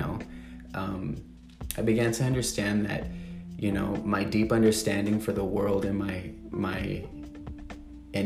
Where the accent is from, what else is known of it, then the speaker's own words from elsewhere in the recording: San Antonio, Texas, United States; moved away as an adult; now in Los Angeles, United States; I grew up in San Antonio, Texas, moved around the city a lot